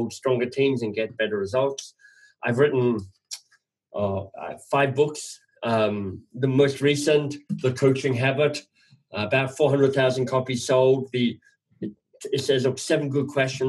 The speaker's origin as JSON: {"language": "English", "country": "Australia", "also_born_or_lived": "England", "moved": "as an adult", "lives_now": "Canada", "said": "I'm Australian. I live in Canada"}